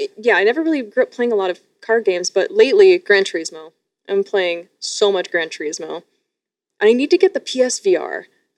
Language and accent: English; Sarnia, Ontario, Canada; moved away; I escaped the grips of Sarnia, Ontario.